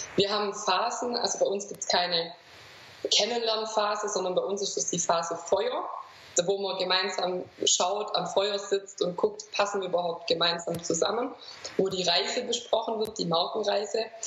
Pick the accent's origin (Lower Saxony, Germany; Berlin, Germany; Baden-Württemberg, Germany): Baden-Württemberg, Germany; Swabia; accent: Swabian; ich bin aus dem Schwabenland, das wird man auch hören